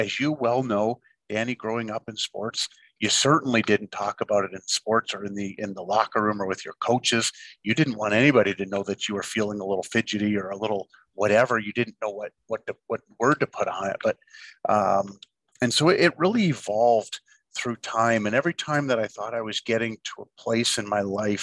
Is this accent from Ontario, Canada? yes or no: yes; Ontario, Canada; moved away; being a young kid, growing up in Ontario, where hockey was such a huge part of my life, as it was with everybody and still is back in Canada.